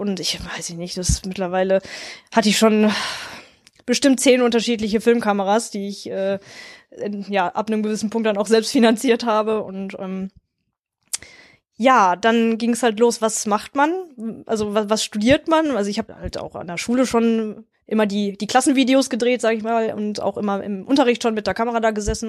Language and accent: German; near Wuppertal, North Rhine-Westphalia, Germany; Ich komme halt aus der Nähe von Wuppertal oder direkt an der Grenze zu Wuppertal bin ich groß geworden